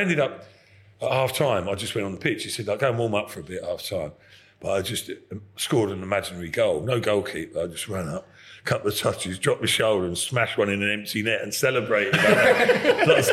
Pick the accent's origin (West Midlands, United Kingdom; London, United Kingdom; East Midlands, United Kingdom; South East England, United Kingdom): South East England, United Kingdom; Epsom; I'm from Epsom